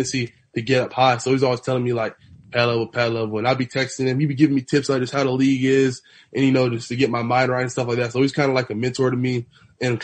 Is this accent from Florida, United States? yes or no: yes; Broward County, Florida, United States; growing up in Broward